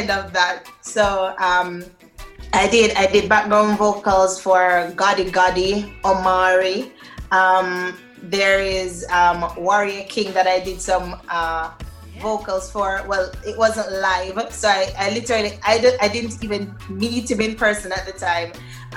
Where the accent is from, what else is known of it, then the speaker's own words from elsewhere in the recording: Linstead, Saint Catherine, Jamaica; I was born in Linstead. Linstead, St. Catherine, yes.